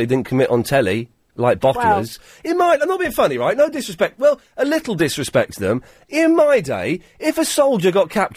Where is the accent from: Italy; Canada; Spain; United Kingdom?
United Kingdom; Slough, South East England; I said I was from Slough